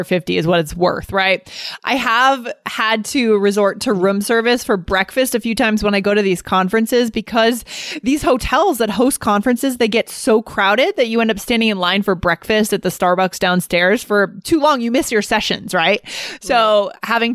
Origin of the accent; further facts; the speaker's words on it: Keene, New Hampshire, United States; I grew up in Keene, New Hampshire, the most boring town in the universe.